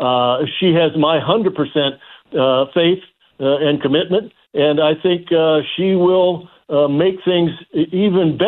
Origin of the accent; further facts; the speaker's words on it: Indianapolis, Indiana, United States; to live that for 40 years in my hometown